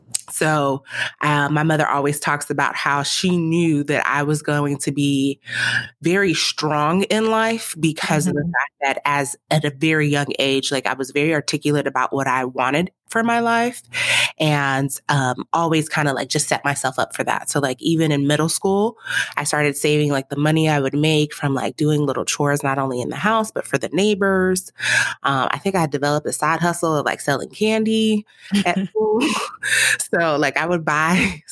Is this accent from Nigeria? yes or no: yes; Nigeria; Like, I'm a Nigerian mother.